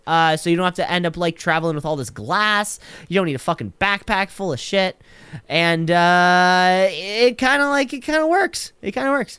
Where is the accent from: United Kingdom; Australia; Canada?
Canada; I'm Canadian